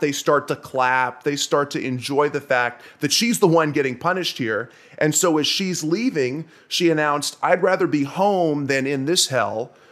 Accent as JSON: {"language": "English", "town": "Nashville", "region": "Tennessee", "country": "United States", "moved": "yes", "said": "I'm from Nashville, Tennessee originally"}